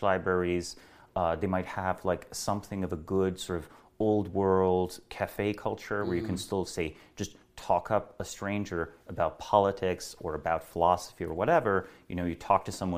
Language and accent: English; Celje, Savinja, Slovenia; I was born in Slovenia, in a small town called Celje.